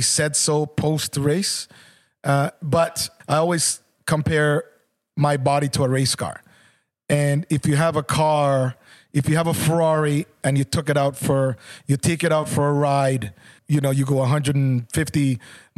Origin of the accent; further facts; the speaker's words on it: Jamaica; also born or lived in Canada; as a Jamaican myself